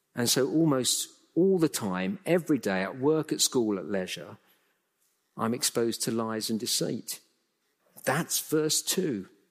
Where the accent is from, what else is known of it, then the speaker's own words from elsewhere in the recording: England, United Kingdom; I'm a Brit, born and bred in England, lived all my life in the U K